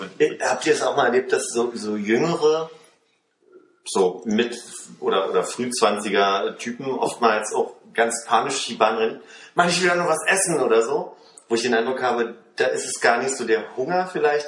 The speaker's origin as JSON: {"language": "German", "country": "Germany", "also_born_or_lived": "France", "said": "wenn ich ein Jahr lang in Frankreich bin, als irgendwie der, der deutsche Austauschstudent"}